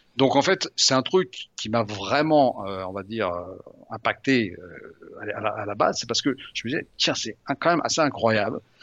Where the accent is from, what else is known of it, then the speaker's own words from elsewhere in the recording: Lyon, Auvergne-Rhône-Alpes, France; moved away; je suis lyonnais à l'origine